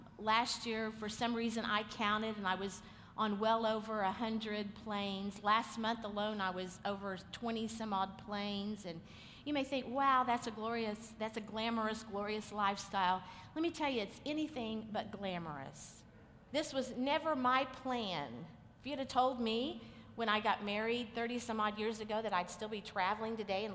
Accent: Oklahoma, United States; we're just from Oklahoma

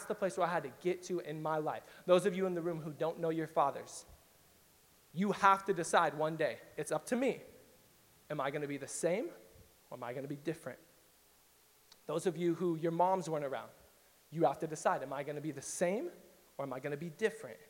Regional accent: Riverside, California, United States; And I grew up in East Riverside, so that's like Diet Compton for those of you who've never been to East Riverside.

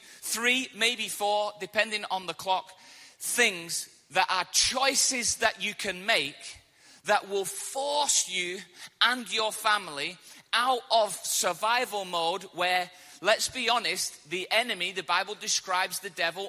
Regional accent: England, United Kingdom; I came all the way from England, and I'm hoping that I'm speaking slow enough and clear enough for you to understand my accent without a translator

